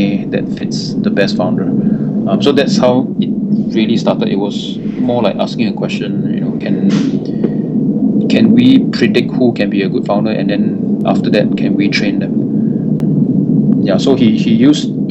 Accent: Singapore; also born or lived in United States; I'm local Singaporean, born and raised here.

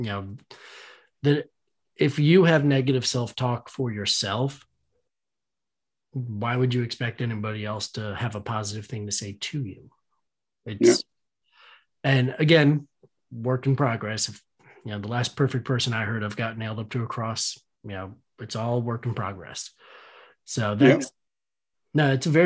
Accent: Northeast, United States; we're from the Northeast

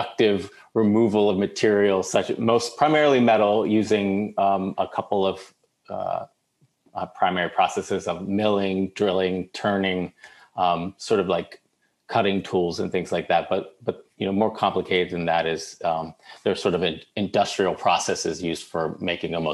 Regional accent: Baltimore, Maryland, United States; I grew up in Baltimore

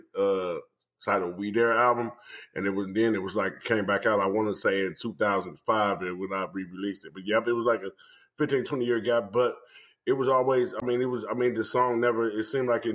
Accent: Chicago, Illinois, United States; I'm originally from Chicago, and my parents are actually from the South, Mississippi and Louisiana

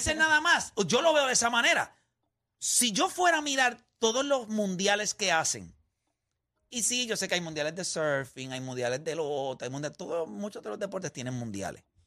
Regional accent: Puerto Rico; nosotros somos parte de los Estados Unidos

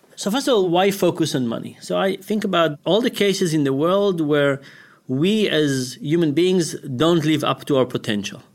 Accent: Israel; moved away; we grew up in Israel.

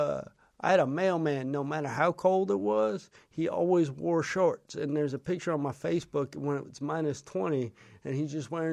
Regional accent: the Northwest, Pacific Northwest, United States; I'm from the Northwest.

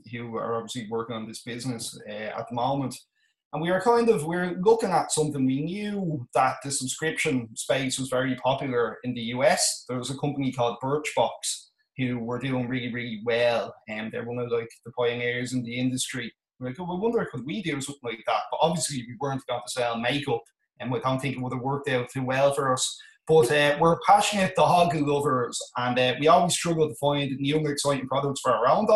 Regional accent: Malahide, Leinster, Ireland; I come from Dublin in Ireland, a place called Malahide.

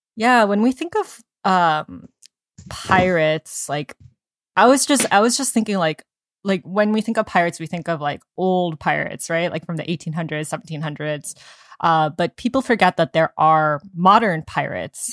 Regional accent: United States; we're Asian American

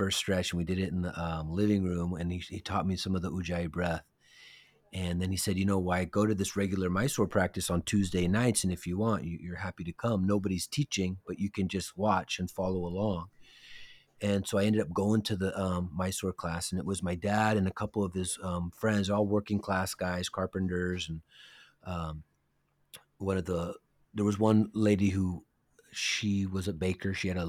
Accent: San Francisco, California, United States; born there; Yes, I was born in San Francisco.

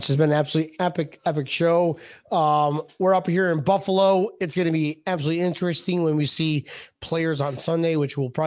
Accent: Scotland, United Kingdom; I'm from Scotland, helping Scotland.

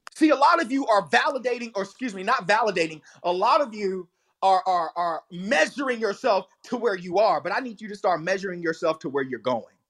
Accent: the Bible Belt, Southern United States, United States; And I grew up in the Bible Belt, but it was hellfire and brimstone. I was Southern Baptist all the way

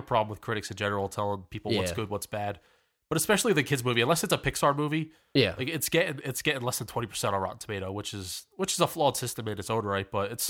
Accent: Philadelphia, Pennsylvania, United States; we're from the Pennsylvania, Philadelphia area.

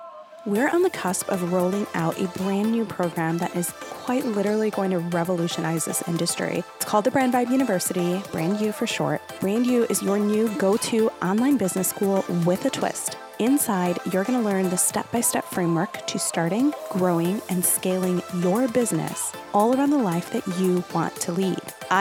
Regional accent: Chicago, Illinois, United States; born there; from the motherland where I'm from Puerto Rico, born in Chicago, but I'm Puerto Rican.

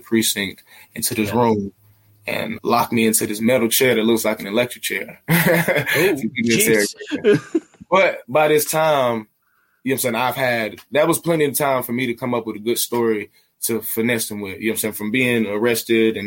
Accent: Atlanta, Georgia, United States; moved away as an adult; also born or lived in Beijing; I'm from Atlanta, bro. This Atlanta's the city of finesse

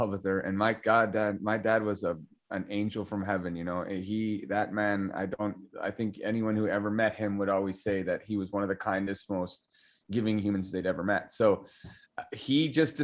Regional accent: Calgary, Alberta, Canada; Born and raised Calgarian.

